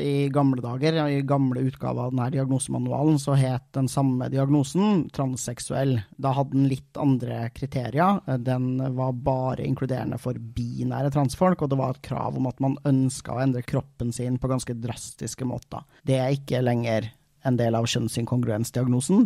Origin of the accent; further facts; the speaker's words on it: Trøndelag, Norway; som trønder